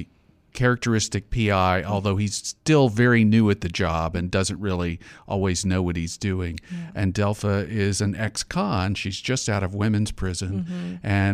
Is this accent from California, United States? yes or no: no; Beaumont, Texas, United States; now in Austin, United States; I grew up in Beaumont in the 70s.